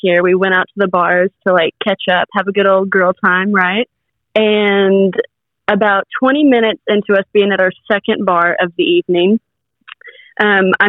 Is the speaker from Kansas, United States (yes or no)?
no; Austin, Texas, United States; accent: southern; I'm from Austin, Texas